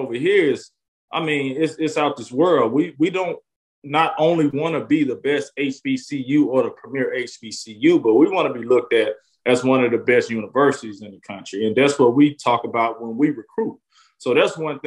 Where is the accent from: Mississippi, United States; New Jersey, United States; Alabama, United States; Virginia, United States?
Mississippi, United States; Jackson; I was born and raised in Jackson, Mississippi